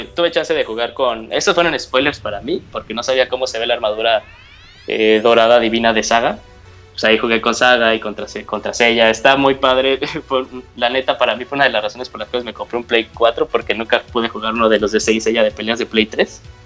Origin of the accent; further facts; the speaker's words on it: Mexico; de México